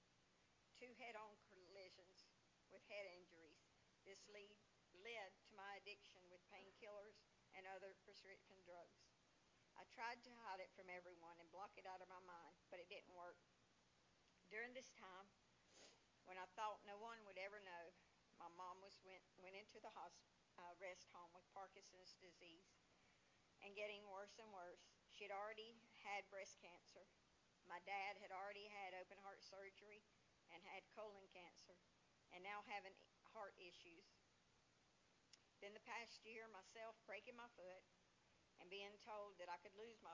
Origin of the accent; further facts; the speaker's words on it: Jamestown, North Carolina, United States; I grew up in Jamestown, North Carolina, in a Christian home